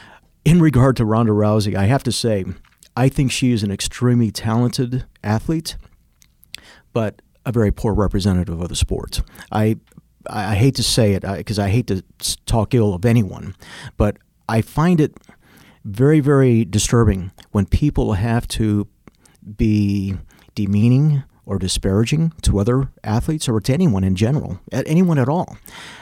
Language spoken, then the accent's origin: English; Chicago, Illinois, United States; moved away; We moved also from Chicago. My mother realized the path I was going, and we ended up moving out of Chicago, and that's where I began to pursue martial arts even more.